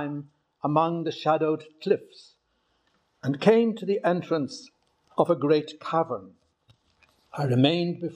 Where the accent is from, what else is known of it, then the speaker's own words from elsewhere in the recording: Newcastle, Northern Ireland, United Kingdom; now in Rome, Italy; I was born in Newcastle, County Down